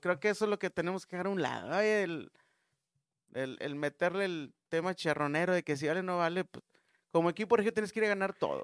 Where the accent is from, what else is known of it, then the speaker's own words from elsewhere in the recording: Mexico; como mexicano